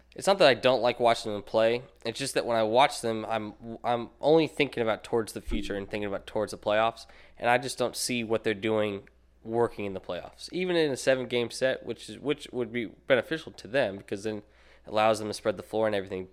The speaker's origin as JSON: {"language": "English", "town": "Nashville", "region": "Tennessee", "country": "United States", "tie": "born or raised there", "moved": "yes", "said": "I'm from Nashville"}